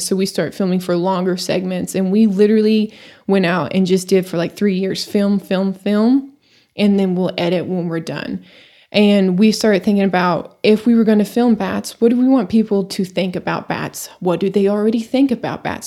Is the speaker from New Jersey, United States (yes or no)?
no; Amarillo, Texas, United States; moved away as an adult; also born or lived in Eastern New Mexico; Born and raised in Amarillo, Texas.